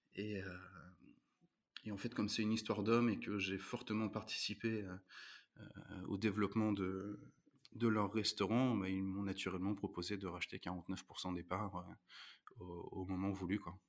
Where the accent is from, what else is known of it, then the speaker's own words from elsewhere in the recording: Rouen, Normandy, France; je suis né à Rouen, j'ai grandi à Rouen